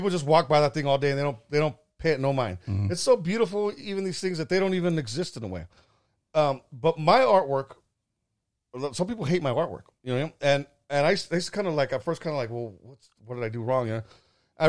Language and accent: English; California, United States; I grew up in the Central Valley, man, and that I was exposed to.